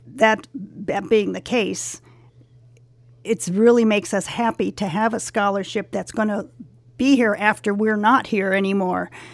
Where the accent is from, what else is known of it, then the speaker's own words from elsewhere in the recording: Los Angeles, California, United States; I grew up in the San Fernando Valley in Sunland, um, Shadow Hills. Uh, I lived there since I was five